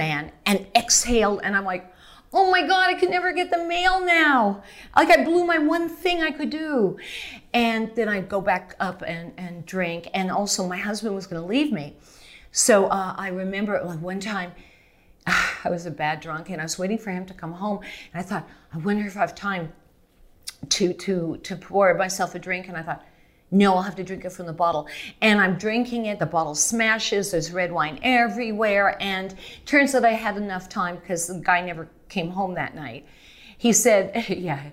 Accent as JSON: {"language": "English", "country": "Canada", "moved": "yes", "said": "I'm Canadian"}